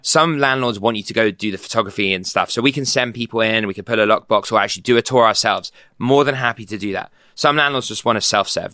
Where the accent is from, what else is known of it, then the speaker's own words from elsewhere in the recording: London, United Kingdom; moved away as an adult; also born or lived in New York / Boston; now in San Francisco, United States; I grew up in London, moved to New York with B C G, moved to Boston for grad school.